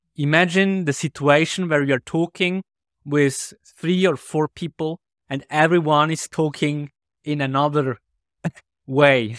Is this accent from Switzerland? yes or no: yes; Switzerland; English is a second language; we have a lot of different dialects in Switzerland